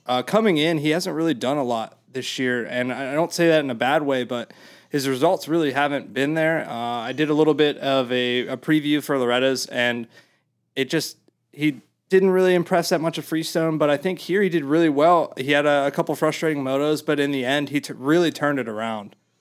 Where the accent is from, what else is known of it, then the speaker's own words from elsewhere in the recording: Mid-Atlantic, United States; I'm from the Mid-Atlantic